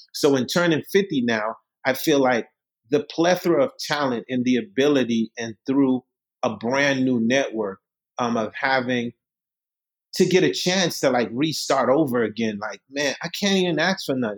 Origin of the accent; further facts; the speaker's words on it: New York City, New York, United States; English is a second language; also born or lived in Haiti; I left Haiti when I was 10 years old. I came to Brooklyn. I grew up in Marlboro Projects, Coney Island